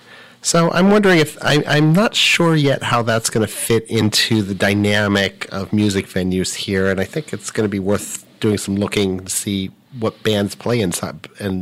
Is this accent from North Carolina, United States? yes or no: no; Southern California, United States; moved away as an adult; now in Worcester, United States; I'm from Southern California originally, and I've not yet gotten over the shock, even though I've been here for 15 years